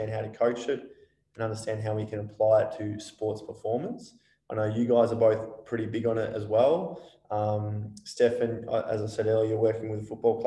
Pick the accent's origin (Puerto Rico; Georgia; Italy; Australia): Australia; we're an Australian population